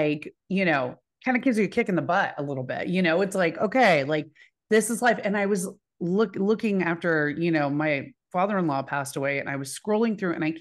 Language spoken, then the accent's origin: English; Dallas, Texas, United States; I'm from Dallas